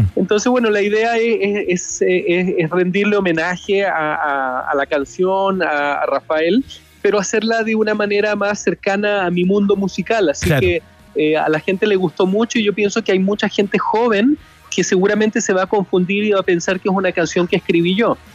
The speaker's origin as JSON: {"language": "Spanish", "country": "Chile", "moved": "yes", "lives_now": "Los Angeles, United States", "said": "muy contento también de estar en mi país. que no visitaba desde hace un año y medio"}